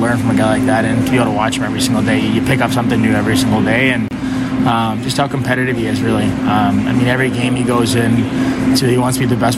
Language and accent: English; Toronto, Ontario, Canada; also born or lived in Winnipeg / Montreal; now in Chicago, United States; going back home in Toronto, seeing the family and friends and everyone